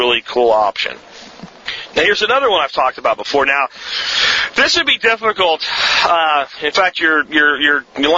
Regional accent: Jacksonville, Florida, United States; My dad owned a tire shop when I was growing up in Jacksonville, Florida

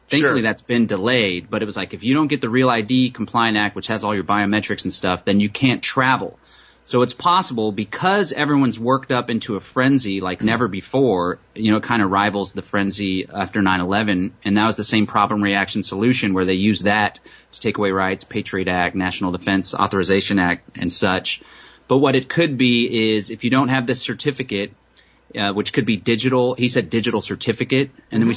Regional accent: Austin, Texas, United States; I hail from Austin, Texas.

